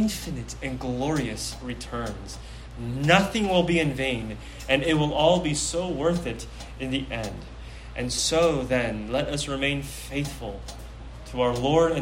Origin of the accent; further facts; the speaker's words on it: Pleasanton, California, United States; I grew up in Pleasanton, okay? My hometown is P-Town